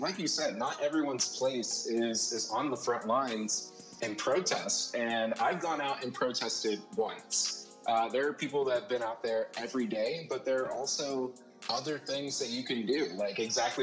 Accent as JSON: {"language": "English", "region": "Ohio", "country": "United States", "tie": "born or raised there", "moved": "as an adult", "lives_now": "New York City, United States", "said": "I grew up in Ohio. I've been in Ohio all my life"}